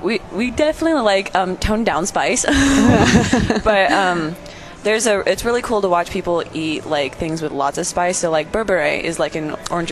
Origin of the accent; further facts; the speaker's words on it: United States; No, but I'm American